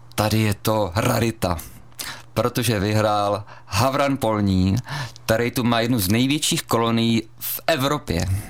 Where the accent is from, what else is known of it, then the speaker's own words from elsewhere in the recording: Brno, South Moravian Region, Czechia; also born or lived in Chrudim; now in Pardubice, Czechia; z Brna, kde jsem vyrůstal jako dítě